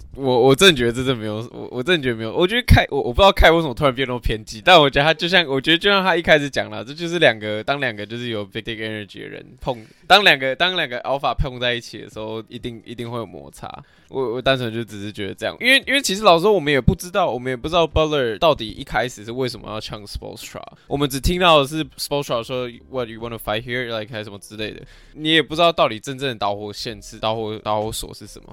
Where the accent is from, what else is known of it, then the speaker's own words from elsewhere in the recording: Taiwan; 我们，就是台湾人